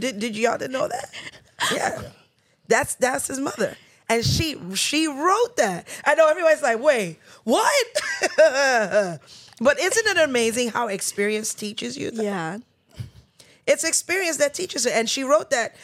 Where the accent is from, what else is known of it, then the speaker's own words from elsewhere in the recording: New York, United States; We were born and raised in New York.